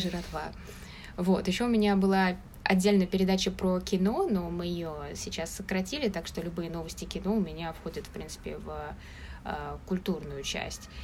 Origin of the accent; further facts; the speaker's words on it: Moscow, Russia; moved away as an adult; now in Taipei, Taiwan; я из Москвы